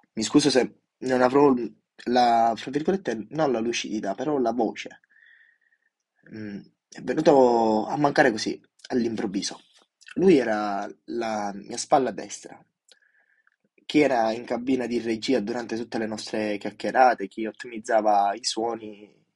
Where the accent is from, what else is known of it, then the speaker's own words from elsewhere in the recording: Sicily, Italy; Io da, mm, da giù, siciliano doc